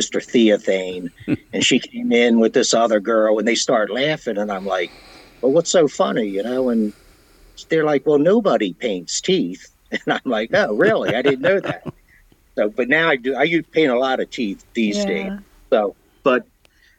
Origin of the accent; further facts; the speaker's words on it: Washington, District of Columbia, United States; moved away; I was born and raised around the Washington, D.C. area